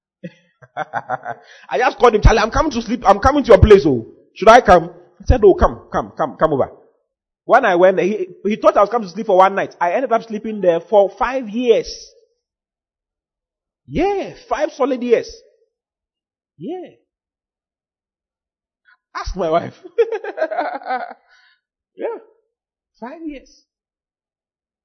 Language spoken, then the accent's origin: English; Accra, Greater Accra, Ghana; moved away as an adult; now in Kumasi, Ghana; I'm from Accra.